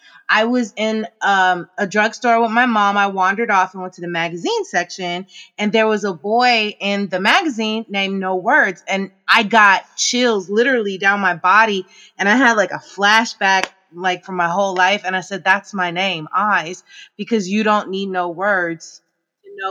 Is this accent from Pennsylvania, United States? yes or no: no; Oakland, California, United States; also born or lived in Emeryville; I grew up mainly in Oakland and Emeryville area